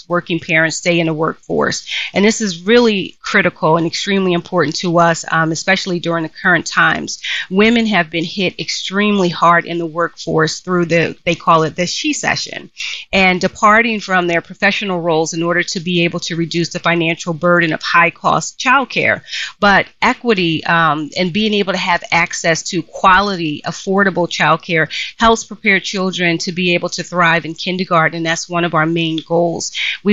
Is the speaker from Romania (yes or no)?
no; Philadelphia, Pennsylvania, United States; I grew up in Philadelphia in a section of Philly called West Oak Lane